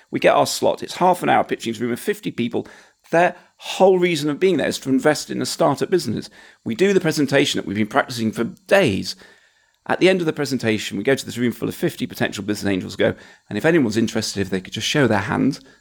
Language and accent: English; Huddersfield, Yorkshire and the Humber, United Kingdom; I was a guy from Huddersfield.